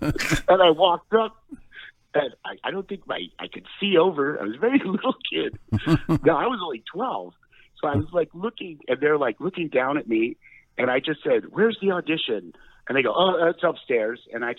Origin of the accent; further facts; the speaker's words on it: Westport, Connecticut, United States; I grew up in Westport, Connecticut.